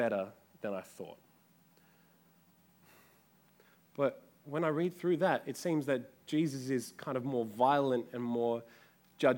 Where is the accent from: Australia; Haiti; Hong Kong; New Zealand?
Australia; Adelaide, South Australia; when I was growing up in Adelaide, our backyard had a fig tree